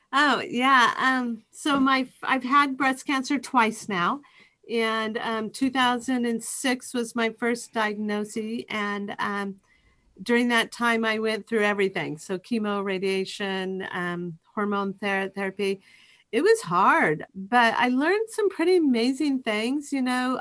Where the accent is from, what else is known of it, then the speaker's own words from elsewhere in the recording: Eastern Washington, United States; I grew up in Eastern Wa-, Washington